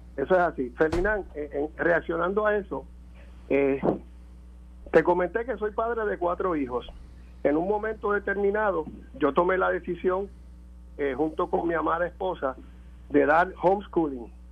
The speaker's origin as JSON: {"language": "Spanish", "country": "Puerto Rico", "said": "nosotros como puertorriqueños"}